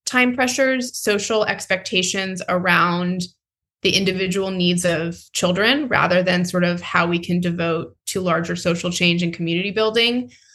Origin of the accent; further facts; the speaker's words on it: North Carolina, United States; my home state of north carolina